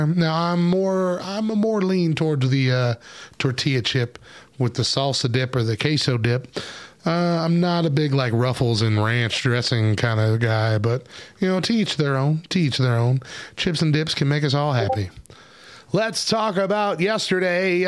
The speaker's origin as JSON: {"language": "English", "region": "New Mexico", "country": "United States", "tie": "born or raised there", "said": "I grew up in New Mexico. Like, my whole life I've been in New Mexico"}